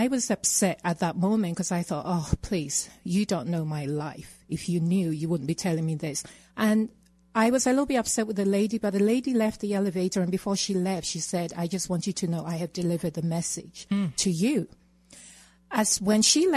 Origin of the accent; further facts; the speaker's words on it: England, United Kingdom; accent: British; moved away as an adult; also born or lived in Ghana; now in Colorado, United States; I was born in Ghana and raised in England